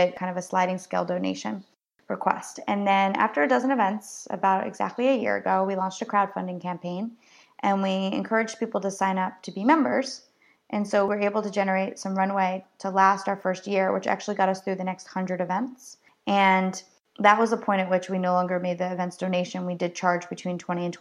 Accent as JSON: {"language": "English", "region": "New Jersey", "country": "United States", "said": "I'm from New Jersey, so I'm kind of an edge"}